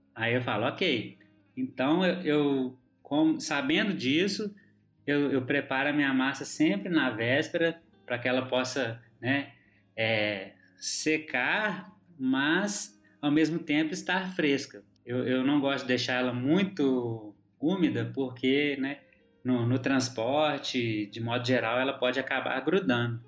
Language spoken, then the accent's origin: Portuguese; Minas Gerais, Brazil; moved away; como bom mineiro